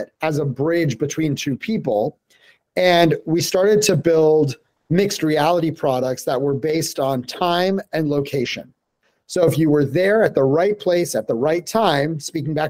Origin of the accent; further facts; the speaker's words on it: Denver, Colorado, United States; moved away as an adult; born and raised in Denver, Colorado